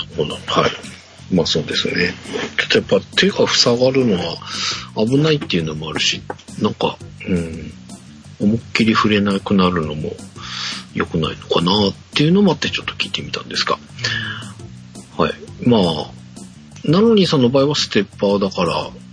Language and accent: Japanese; Japan; 僕の地元地域、地元のと一緒ではないんですが、まあ、お隣の川崎の